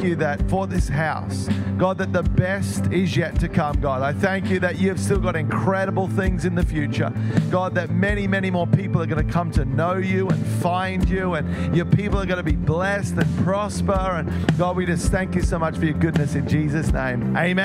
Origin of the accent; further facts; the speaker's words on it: Melbourne, Victoria, Australia; I grew up in Melbourne